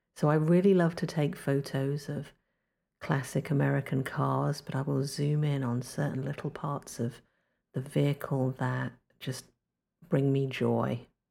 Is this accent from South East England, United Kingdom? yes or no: no; London, United Kingdom; now in North Carolina, United States; I'm originally from London, England, but these days I live in North Carolina on the East Coast of the United States